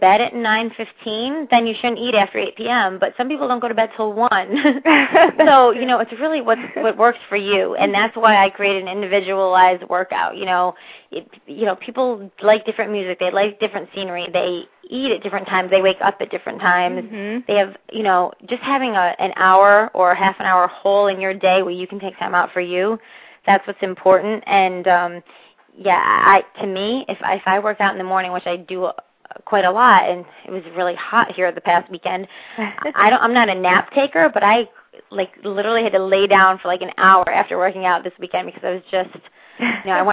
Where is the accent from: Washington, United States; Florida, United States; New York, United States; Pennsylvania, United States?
Pennsylvania, United States; Northeast; where I grew up in Northeast Pennsylvania